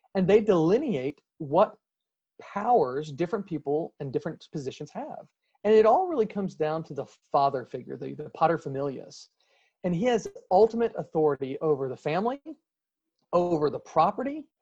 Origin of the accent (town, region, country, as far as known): United States